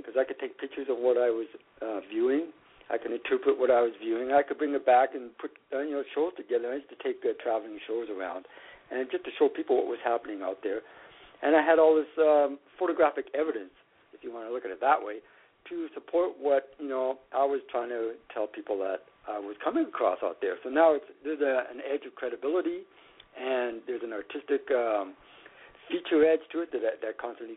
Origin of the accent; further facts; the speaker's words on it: Saskatchewan, Canada; now in Toronto, Canada; I'm from Saskatchewan, and I'm quite familiar with a lot of South Saskatchewan wildlife, and I grew up with that.